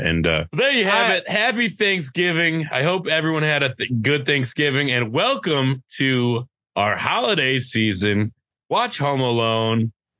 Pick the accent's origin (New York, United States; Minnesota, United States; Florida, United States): New York, United States; Syracuse; now in Los Angeles, United States; I'm from Syracuse.